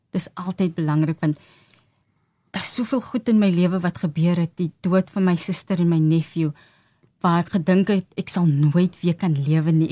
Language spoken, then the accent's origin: Afrikaans; Johannesburg, Gauteng, South Africa; Ons is van Johannesburg. Hmm um, in Revelie groot geword.